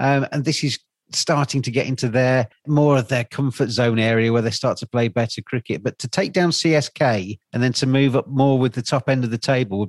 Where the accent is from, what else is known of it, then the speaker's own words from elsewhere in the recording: England, United Kingdom; as an Englishman